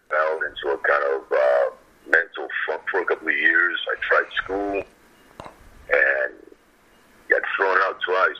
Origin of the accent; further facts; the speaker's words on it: New York City, New York, United States; I grew up kind of like 115th between First and Second.